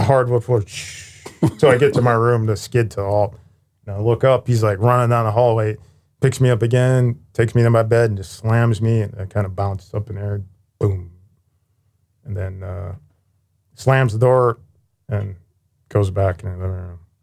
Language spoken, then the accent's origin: English; Youngstown, Ohio, United States; I was born in Youngstown, Ohio